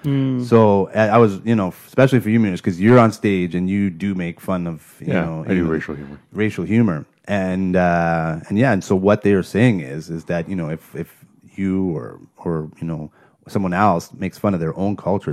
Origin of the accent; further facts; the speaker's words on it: Brampton, Ontario, Canada; also born or lived in Toronto; I was born in T.O., but basically raised in Brampton.